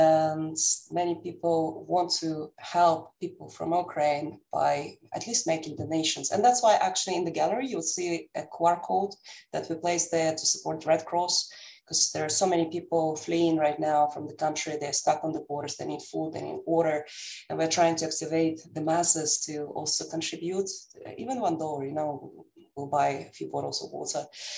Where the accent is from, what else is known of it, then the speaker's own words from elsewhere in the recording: Amsterdam, North Holland, Netherlands; now in United States; Besides the fact that I'm living now in the United States and I'm coming from Amsterdam, from the Netherlands, by roots, I'm Russian.